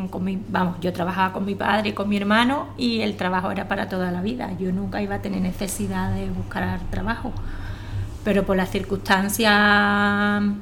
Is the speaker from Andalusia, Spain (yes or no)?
yes; Jerez de la Frontera, Andalusia, Spain; y soy de Jerez de la Frontera.